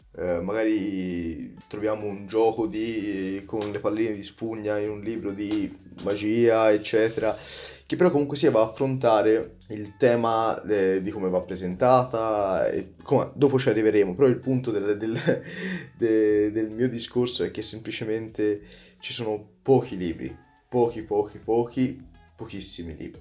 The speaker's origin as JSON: {"language": "Italian", "town": "Prato", "region": "Tuscany", "country": "Italy", "said": "vengo da Prato, in Toscana, molto vicino a Firenze"}